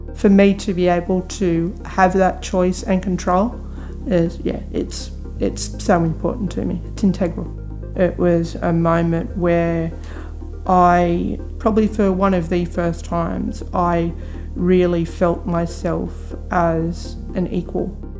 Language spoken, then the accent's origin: English; Newcastle, New South Wales, Australia; moved away as an adult; now in Sydney, Australia; originally from Newcastle but have been living in Sydney now for 18 months.